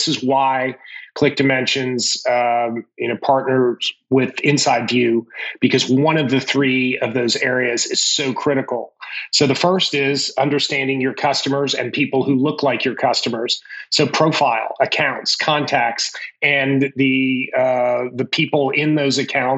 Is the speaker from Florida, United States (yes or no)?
no; Washington, District of Columbia, United States; also born or lived in Stanford, California; now in Atlanta, United States; I grew up in Washington, D.C.